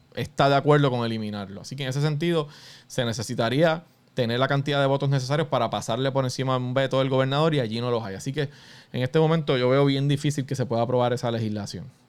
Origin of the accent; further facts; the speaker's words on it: Puerto Rico; Todos somos puertorriqueños